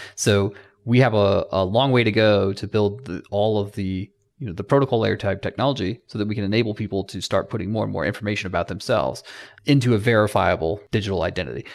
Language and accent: English; Atlanta, Georgia, United States; I am from Atlanta